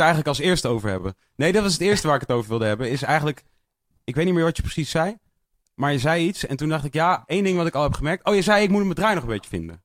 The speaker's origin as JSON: {"language": "Dutch", "country": "Netherlands", "said": "als Nederlander"}